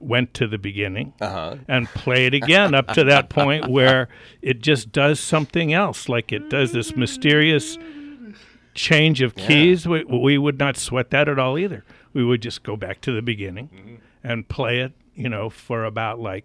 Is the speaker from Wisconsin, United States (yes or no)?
no; Livermore Valley, California, United States; I was growing up in the Livermore Valley.